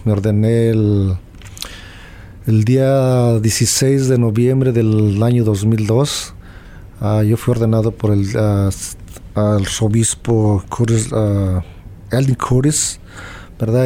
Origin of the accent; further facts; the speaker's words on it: Guanajuato, Mexico; donde yo soy de Guanajuato